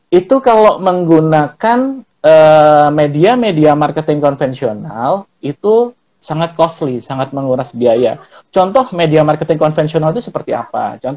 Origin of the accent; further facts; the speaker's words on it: Malang, East Java, Indonesia; karena saya orang Malang. Karena saya orang Malang, biasanya teman-teman manggilnya kan kalau Malang itu Mas itu kan Sam ya